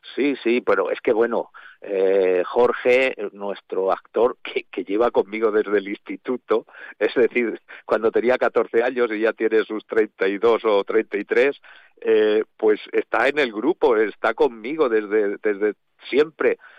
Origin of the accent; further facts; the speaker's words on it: Alzira, Valencian Community, Spain; somos o los valencianos de Alcira o los de Alcira